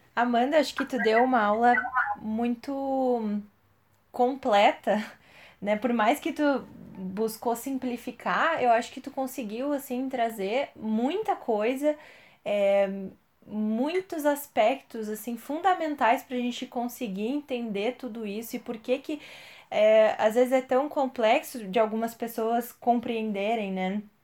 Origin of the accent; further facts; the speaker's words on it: Brazil; A gente, enquanto brasileiro, a gente não conhece a história do nosso povo